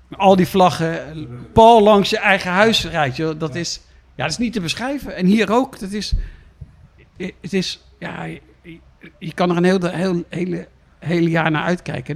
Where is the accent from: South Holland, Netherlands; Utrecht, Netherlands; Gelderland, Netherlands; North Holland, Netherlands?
South Holland, Netherlands; The Hague; ik kom hier uit Den Haag vandaan. Ik was een straatschoffie